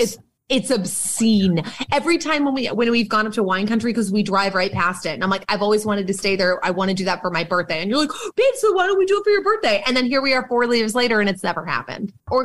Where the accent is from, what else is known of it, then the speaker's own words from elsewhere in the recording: Boston, Massachusetts, United States; I'm from Boston. We all know this. I have a Red Sox tattoo. I love that dirty water. I am a very Boston asshole.